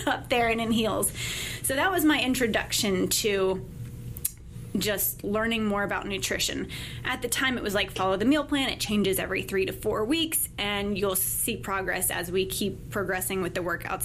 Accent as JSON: {"language": "English", "town": "Mandeville", "region": "Louisiana", "country": "United States", "tie": "born or raised there", "also_born_or_lived": "Midland, Texas / California / Auburn, Alabama", "moved": "as an adult", "said": "I spent most of my life growing up in Mandeville"}